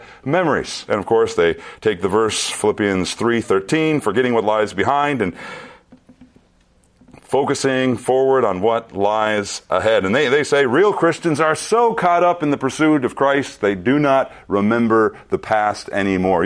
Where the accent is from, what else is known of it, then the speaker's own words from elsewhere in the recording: central Minnesota, United States; moved away; I returned to my hometown in central Minnesota.